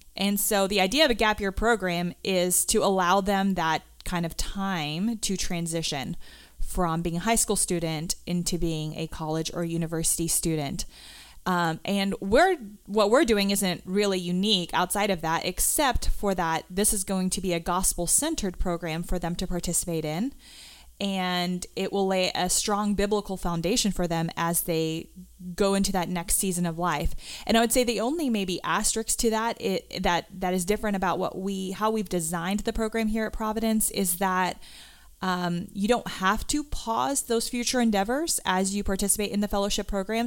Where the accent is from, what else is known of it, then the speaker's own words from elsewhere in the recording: South Africa; moved away; I grew up in South Africa